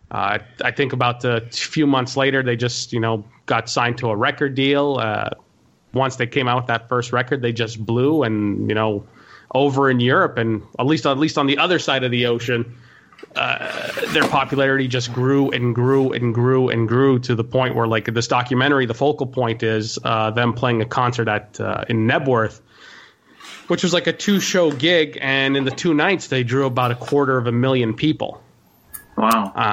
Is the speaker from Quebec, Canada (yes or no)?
yes; Montreal, Quebec, Canada; Um, well, I'm from Montreal, Quebec, Canada, born and raised, uh, about 36.